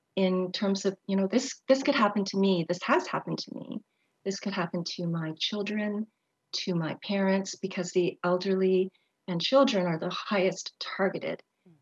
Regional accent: Montreal, Quebec, Canada; growing up in Montreal as the only Asian family

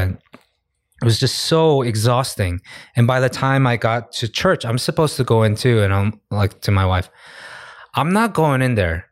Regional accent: United States; I'm American

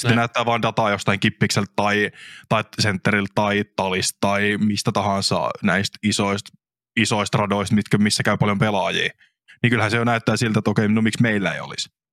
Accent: Kyyjärvi, Central Finland, Finland; mun kotipaikkakunta Kyyjärvi

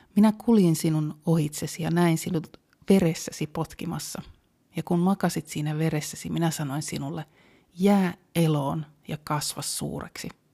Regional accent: Helsinki, Uusimaa, Finland; Mä oon helsinkiläinen

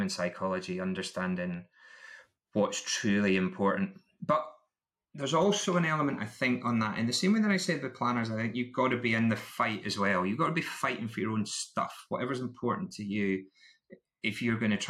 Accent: Scotland, United Kingdom; I'm still Scottish

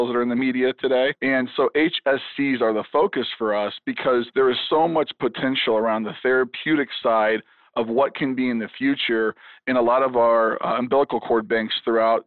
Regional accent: Chicago, Illinois, United States; now in Kansas City, United States; I grew up in the Chicago area

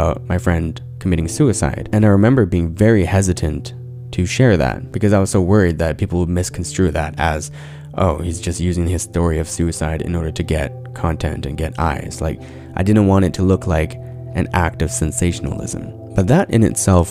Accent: Abbotsford, British Columbia, Canada; I grew up in Abbotsford in predominantly white schools as one of the very few Asian kids

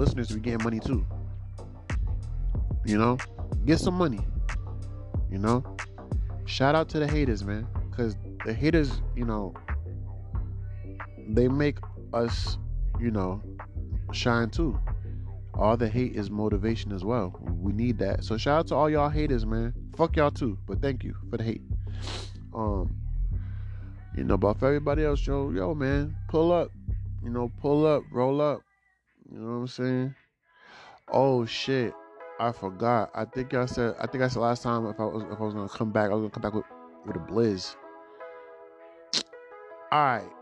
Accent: United States; I was, you know, born in America. So because I'm American

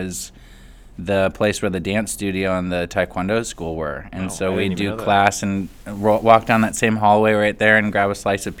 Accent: Hood River, Oregon, United States; I grew up in Hood River my whole life.

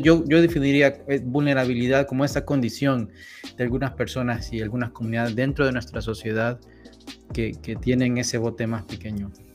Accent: San Salvador, El Salvador; moved away as an adult; also born or lived in Southern California; now in Washington DC area, United States; soy salvadoreño. Eh, nací y crecí en El Salvador

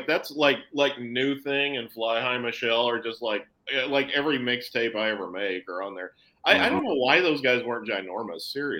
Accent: Oklahoma, United States; I'm from Oklahoma

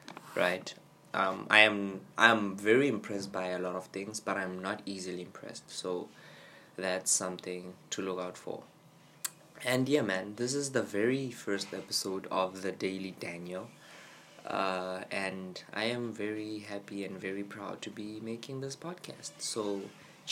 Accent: South Africa; I am from South Africa

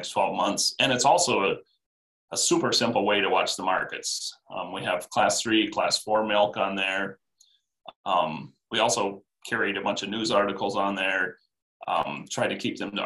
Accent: Iowa, United States; I grew up in Iowa on a feedlot

